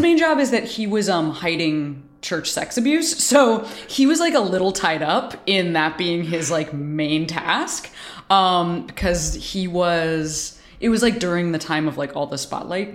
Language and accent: English; Chicago, Illinois, United States; moved away; also born or lived in Boston; was raised in Chicago